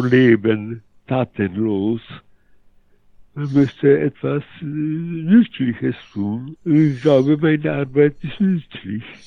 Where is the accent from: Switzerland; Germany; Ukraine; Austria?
Ukraine; Lviv, Lviv Oblast; German is a second language; now in Poland; ich wurde äh, in Lemberg äh, natürlich als Pole geboren